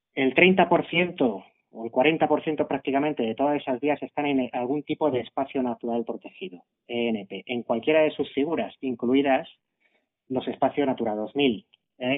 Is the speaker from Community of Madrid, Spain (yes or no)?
yes; Madrid, Community of Madrid, Spain; Los que somos de Madrid